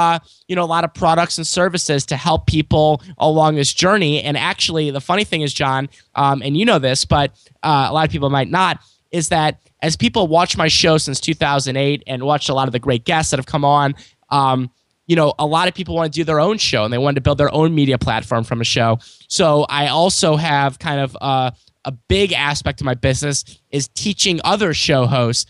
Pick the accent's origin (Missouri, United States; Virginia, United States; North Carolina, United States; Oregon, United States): Missouri, United States; St. Louis; born or raised there